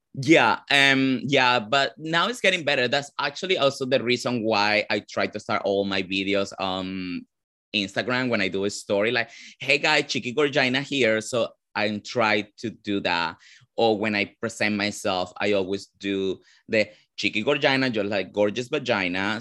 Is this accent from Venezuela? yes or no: yes; Caracas, Capital District, Venezuela; English is a second language; moved away as an adult; also born or lived in Ecuador / Nashville, Tennessee / New York; now in United States; I'm actually born and raised in Venezuela